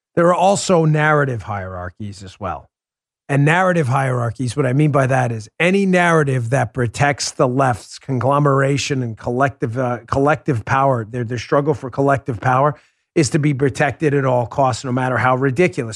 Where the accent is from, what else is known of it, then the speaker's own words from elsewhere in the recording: United States; I'm an American